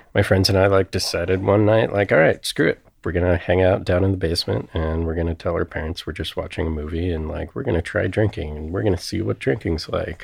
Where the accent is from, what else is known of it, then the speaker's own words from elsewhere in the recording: Cincinnati, Ohio, United States; I grew up in Cincinnati